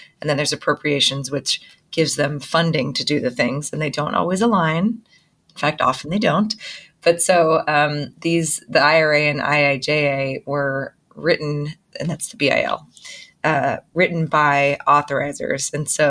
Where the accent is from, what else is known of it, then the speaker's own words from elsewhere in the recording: Massachusetts, United States; from Massachusetts near Gloucester.